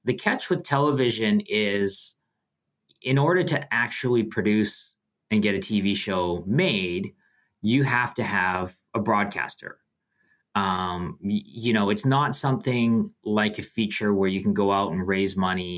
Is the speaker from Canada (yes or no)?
yes; Canada; being Canadian